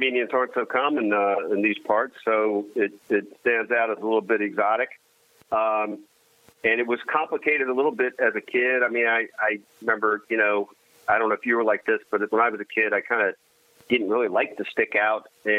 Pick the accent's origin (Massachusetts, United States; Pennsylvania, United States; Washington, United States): Pennsylvania, United States; Swarthmore; I always say my hometown is right outside Philadelphia, a town called Swarthmore, Pennsylvania.